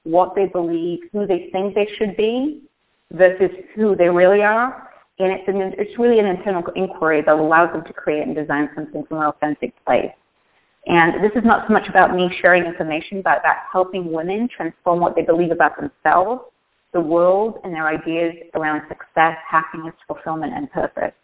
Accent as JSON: {"language": "English", "region": "the north of England", "country": "United Kingdom", "tie": "born or raised there", "moved": "as an adult", "lives_now": "United States", "said": "when I was growing up in Northern England in an industrial town"}